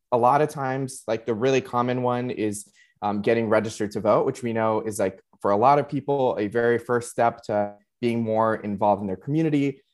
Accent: Laredo, Texas, United States; moved away as an adult; now in San Antonio, United States; I originally was um, born and raised in Laredo and surrounding communities

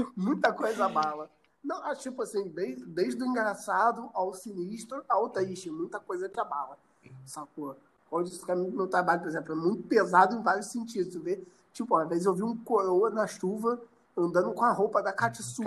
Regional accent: Miguel Pereira, Rio de Janeiro, Brazil; moved away as an adult; eu vim de Miguel Pereira

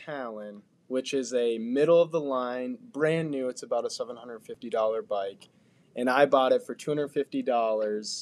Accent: Marquette, Michigan, United States; now in Bluffton, United States; I grew up in Marquette, and it's a phenomenal biking place

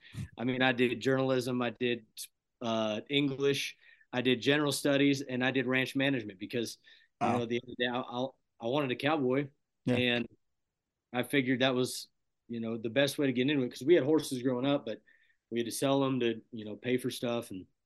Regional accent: Plumas County, California, United States; now in Reno, United States; And I grew up way up north in the mountains in a really tiny town in Plumas County.

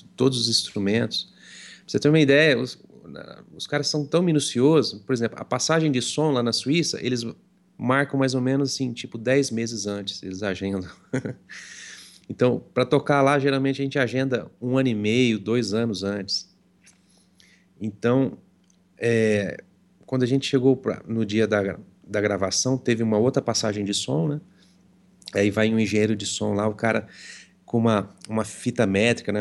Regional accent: Franca, São Paulo, Brazil; Eu sou de Franca, né? Estado de São Paulo.

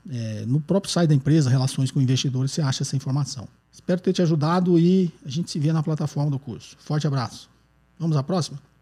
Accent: Nova Prata, Rio Grande do Sul, Brazil; eu sou de Nova Prata, na Serra Gaúcha.

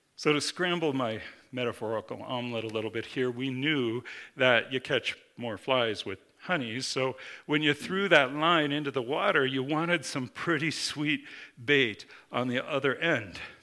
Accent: Minnesota, United States; I grew up in Minnesota, the land of ten thousand lakes

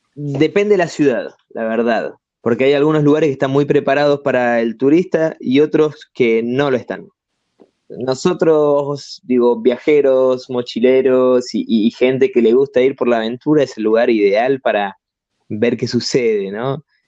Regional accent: Argentina; also born or lived in Italy / Barcelona; siendo argentino

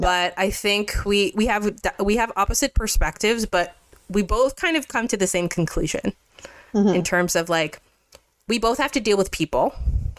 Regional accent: Mississauga, Ontario, Canada; now in Toronto, Canada; I grew up in Mississauga, but live in the downtown area.

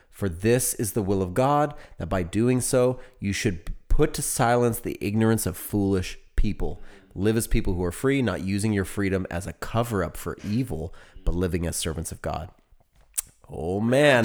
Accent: United States; now in Texas, United States; I am an American.

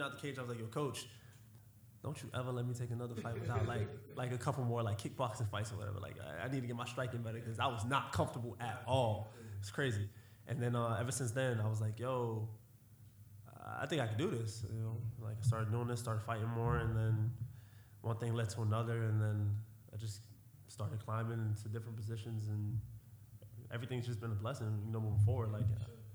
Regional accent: Dade County, Florida, United States; I'm from Dade County

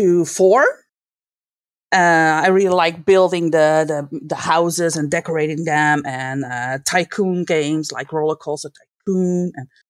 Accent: Netherlands; English is a second language; Well, I'm from the Netherlands.

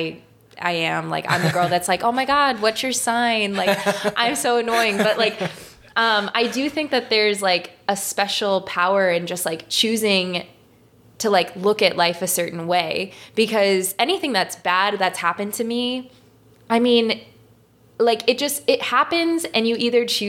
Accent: St. Louis, Missouri, United States; moved away as an adult; also born or lived in New York City; growing up here and being back here now

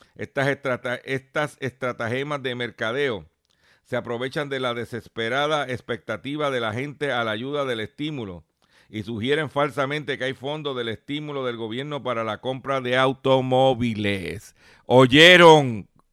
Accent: Lares, Puerto Rico; allá en Ranchote, en Lares, en mi pueblo de Lares

